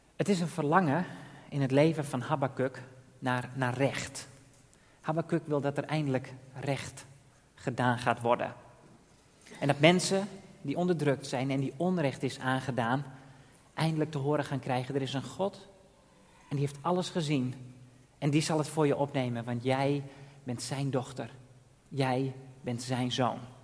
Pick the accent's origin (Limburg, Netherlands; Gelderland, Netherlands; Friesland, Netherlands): Friesland, Netherlands; Drachten; moved away as an adult; also born or lived in Texel / The Hague / Kampen; ik kom uit Drachten. Ben daar geboren en getogen